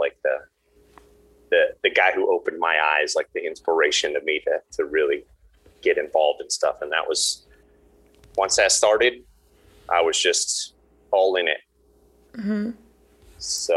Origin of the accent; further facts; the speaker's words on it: Atlanta, Georgia, United States; I was born in Atlanta, and my mother came from Cuba when she was 17 years old. And my father is about as American as an American could be